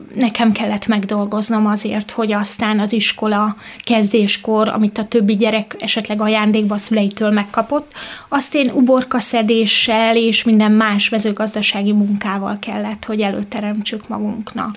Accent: Mezőlak, Veszprém County, Hungary; also born or lived in Pápa; Pápán születtem, de egy kis faluban mezőlakon éltem.

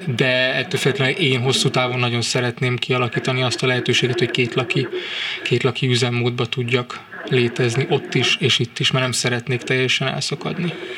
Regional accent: Budapest, Hungary; moved away as an adult; now in Târgu Mureș, Romania; Budapestről vásárére kerülve kellett egy idő, amíg, amíg aklimatizálódtam.

